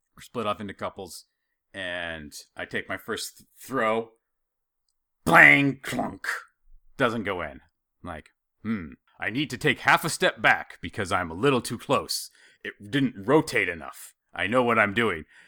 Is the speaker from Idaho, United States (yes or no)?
yes; Idaho, United States; growing up in Idaho